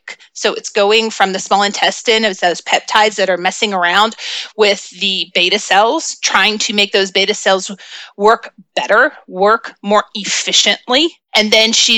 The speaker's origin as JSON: {"language": "English", "region": "the South", "country": "United States", "accent": "Southern", "said": "I have a little bit of a Southern accent"}